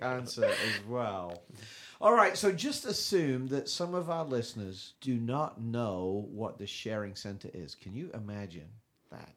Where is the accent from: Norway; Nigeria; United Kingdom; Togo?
United Kingdom; England; now in United States; I'm from England